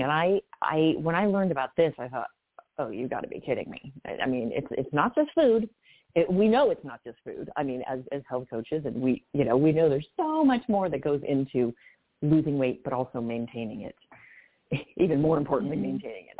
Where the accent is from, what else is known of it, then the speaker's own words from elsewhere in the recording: California, United States; I grew up in Cal- California